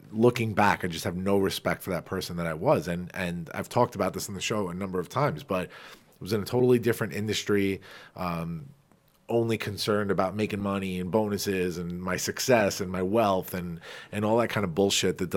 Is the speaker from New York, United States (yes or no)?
yes; Farmingdale, New York, United States; accent: Long Island; my hometown of Farmingdale